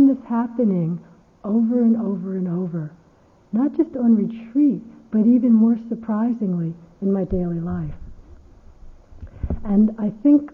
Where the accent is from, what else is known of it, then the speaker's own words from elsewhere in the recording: United States; I'm American